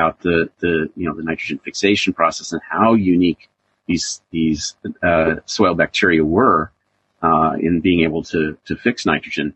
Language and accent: English; Iowa, United States; I grew up in Iowa